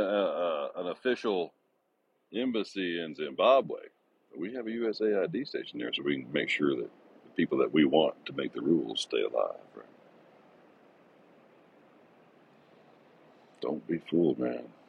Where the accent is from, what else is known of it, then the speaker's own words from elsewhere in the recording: Texas, United States; moved away as an adult; now in Ringgold, United States; born and raised in Texas, man. I've been a Texas resident all my life until now